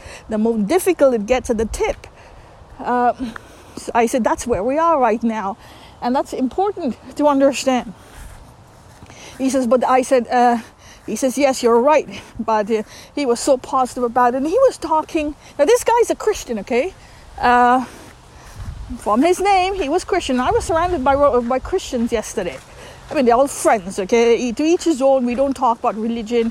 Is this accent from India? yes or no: yes; India; moved away; I'm from India.